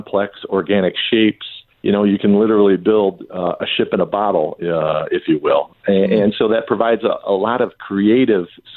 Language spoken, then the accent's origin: English; Southeast Michigan, United States; I grew up in Southeast Michigan